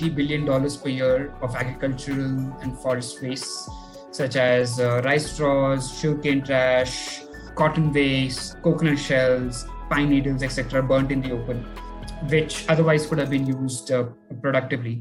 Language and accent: English; Delhi, India; I've been born and brought up in Delhi.